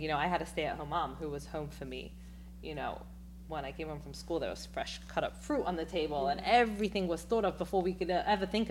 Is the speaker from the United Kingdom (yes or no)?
yes; London, United Kingdom; now in New York, United States; So I'm from London